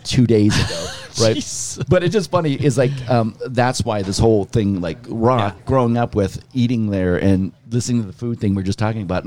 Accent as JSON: {"language": "English", "town": "Pittsburgh", "region": "Pennsylvania", "country": "United States", "tie": "born or raised there", "moved": "yes", "said": "I grew up in Pittsburgh."}